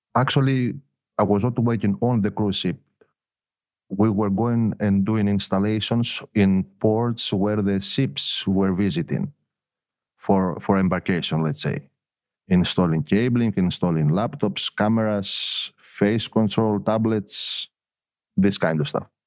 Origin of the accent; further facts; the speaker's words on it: Elafonisos, Peloponnese, Greece; also born or lived in Athens; I was born I was born in Athens, but my parents were living both of them in, in Elafonisos